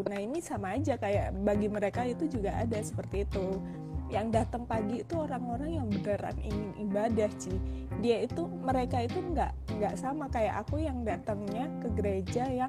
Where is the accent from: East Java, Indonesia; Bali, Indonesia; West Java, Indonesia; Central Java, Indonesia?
East Java, Indonesia; Surabaya; kebetulan memang aku memang uh, gedenya di Surabaya gitu jadi kayak aku tahu itu gereja